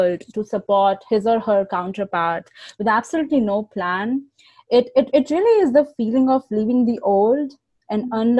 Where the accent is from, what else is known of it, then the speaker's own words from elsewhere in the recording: India; moved away as an adult; also born or lived in Chicago; now in United States; when I was boarding this flight from New Delhi, India to JFK on February 1st, I had no idea what was about to come. And honestly, I had a thriving career back home.